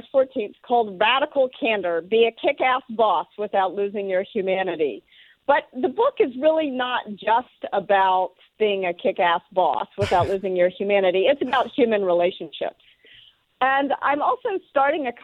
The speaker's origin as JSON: {"language": "English", "town": "Memphis", "region": "Tennessee", "country": "United States", "tie": "born or raised there", "also_born_or_lived": "Northeast US / Moscow", "moved": "as an adult", "lives_now": "San Francisco, United States", "said": "I grew up in Memphis, Tennessee"}